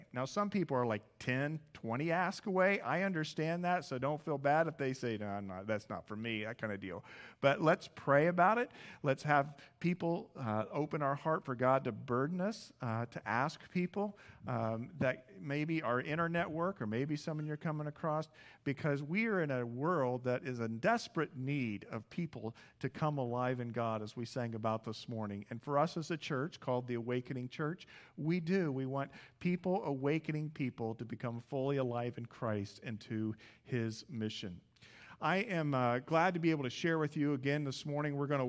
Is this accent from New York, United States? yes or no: no; Indianapolis, Indiana, United States; I came from Indianapolis area, and they always said about Cabo out here.